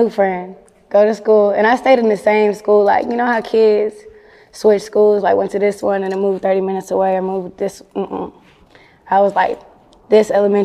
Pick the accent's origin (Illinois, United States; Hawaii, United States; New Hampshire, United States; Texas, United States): Texas, United States; Arlington; growing up in Arlington